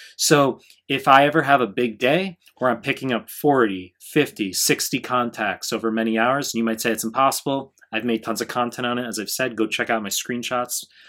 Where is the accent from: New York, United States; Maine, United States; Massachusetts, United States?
New York, United States; now in Japan; I'm from, I'm from New York 'cause I'm in Japan